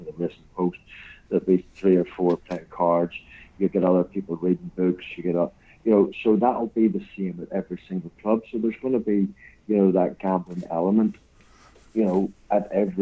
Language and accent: English; Northern Ireland, United Kingdom; moved away; also born or lived in Newcastle / Blackburn; we're both from Northern Ireland